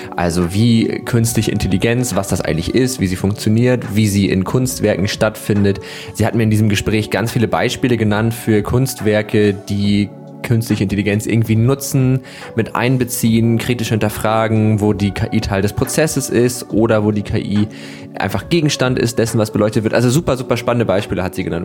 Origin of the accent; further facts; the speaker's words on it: Northern Germany, Germany; ich bin Norddeutscher schon mein ganzes Leben lang